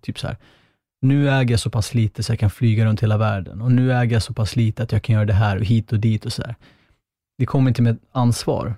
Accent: Northern Kurdistan, Turkey; now in Sweden; där jag kommer ifrån, men jag är ah, kurd-armenier från Kurdistan i, alltså norra Kurdistan i Turkiet

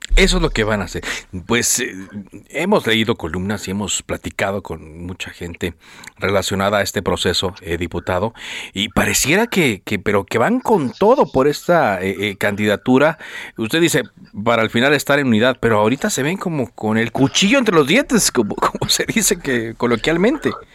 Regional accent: Monterrey, Nuevo León, Mexico; yo soy de Monterrey, yo me acuerdo. yo, tengo 44 años

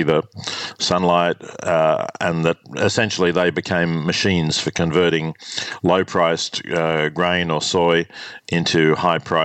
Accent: Australia; also born or lived in Melbourne / Oxford; growing up in Australia in the 50s

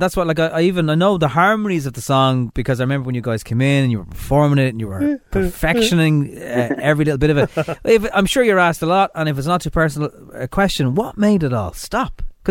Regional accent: Ireland; we've probably as Irish people been saying them.

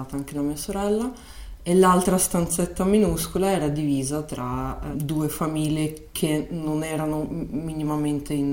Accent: Chisinau, Moldova; Italian is a second language; moved away as an adult; now in Milan, Italy; sono nata a Kishinev, che beh, questa è la versione russa del, del, nome

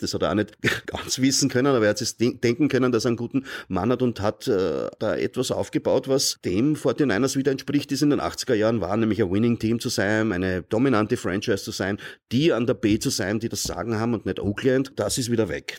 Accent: Austria; ich sehe das als Österreicher, ja, äh, und nicht als Amerikaner.

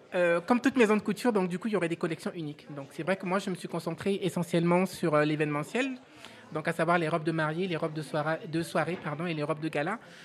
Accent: Benin; moved away; also born or lived in Abidjan, Côte d'Ivoire / Tunisia; mon pays d'origine, qui est le Bénin

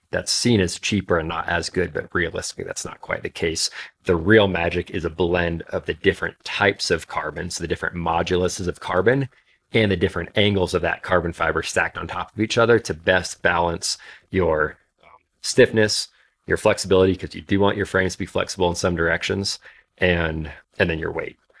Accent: Alaska, United States; moved away; I grew up in Alaska

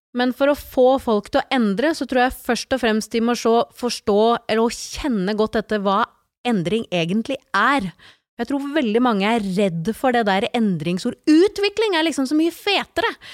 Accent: Slemmestad, Buskerud, Norway; also born or lived in Porsgrunn; now in Nøtterøy, Norway; Jeg er født i Porsgrunn, vokst opp i Slemmestad, og de siste 25 årene har jeg bodd på Nøtterøy

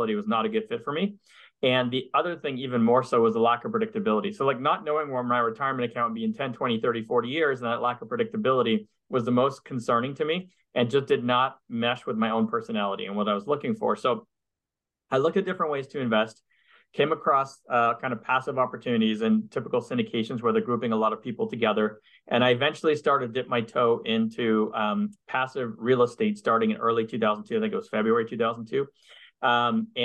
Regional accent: Montreal, Quebec, Canada; moved away as an adult; now in United States; I'm from Montreal, but I'm originally from Canada. And I grew up there in Montreal, and I left Canada in 98 to come to the US

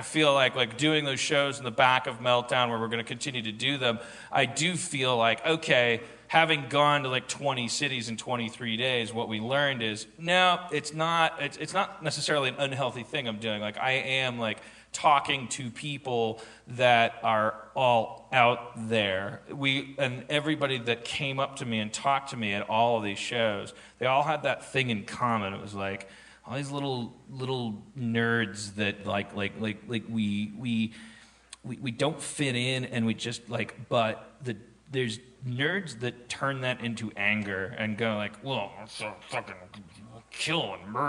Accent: Austin, Texas, United States; Like, I'm from Austin, so it's a cowboy hat.

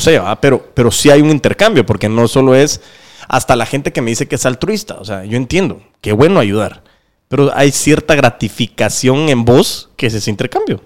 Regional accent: Guatemala; somos chapines

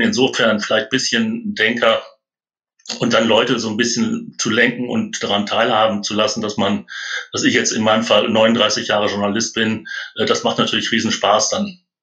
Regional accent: North Rhine-Westphalia, Germany; moved away; also born or lived in Munich; Als Ostwestfale spricht man etwas schneller.

